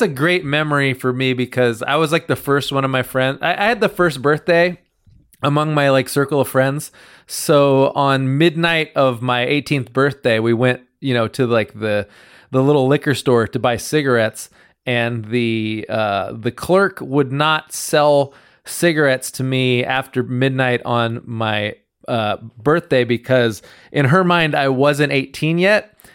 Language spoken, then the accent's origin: English; Reedley, California, United States; growing up in Reedley